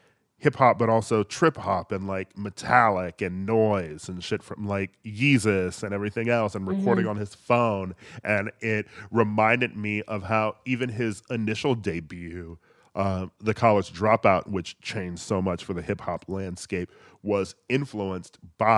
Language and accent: English; Midwest, United States; just sort of like a black kid growing up in the Midwest who mainly listened to like a lot of hip hop and R&B